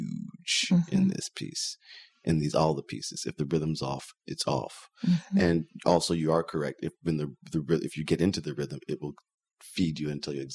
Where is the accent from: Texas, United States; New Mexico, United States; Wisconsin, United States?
Texas, United States; Houston; moved away; I'm from Houston, Texas, which is, you know, a 5-hour drive, probably a 6-hour drive from where these plays are imaginatively set.